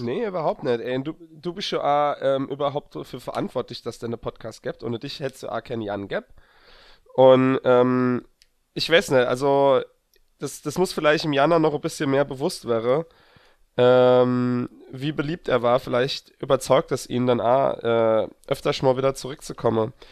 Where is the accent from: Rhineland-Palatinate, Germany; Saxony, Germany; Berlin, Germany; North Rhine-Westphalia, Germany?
Rhineland-Palatinate, Germany; near the Saarland border; ich bin ja quasi an das saarländische Grenz groß war